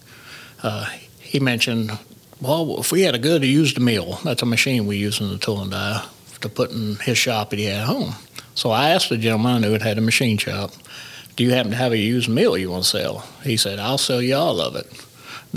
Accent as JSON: {"language": "English", "town": "Paragould", "region": "Arkansas", "country": "United States", "said": "We're from Paragould. I lived in Paragould"}